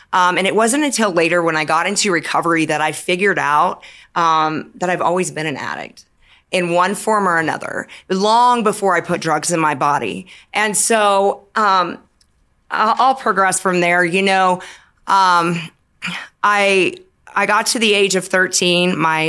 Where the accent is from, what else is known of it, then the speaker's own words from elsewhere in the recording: California, United States; also born or lived in the South / Washington State; now in Denver, United States; I come from a military family. So I grew up in California.